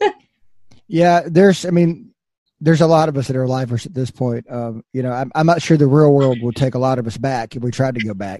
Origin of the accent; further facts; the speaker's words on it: Fayetteville, Arkansas, United States; my hometown of Fayetteville, Arkansas